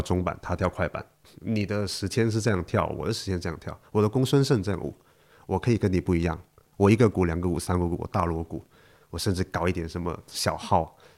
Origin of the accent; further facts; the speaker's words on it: Shantou, Guangdong, China; 我是在汕头出生长大